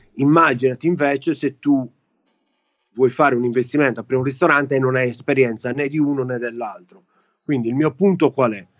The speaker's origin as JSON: {"language": "Italian", "country": "Italy", "moved": "yes", "said": "italiani che stanno fuori, me compreso"}